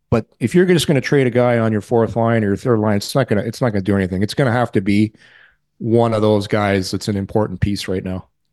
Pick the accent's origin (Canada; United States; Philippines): Canada; Ottawa, Ontario; I'm from Ottawa